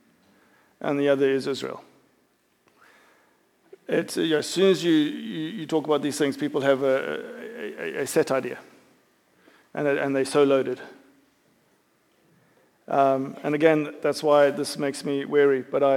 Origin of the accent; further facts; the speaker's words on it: South Africa; also born or lived in United Kingdom; now in United States; growing up in South Africa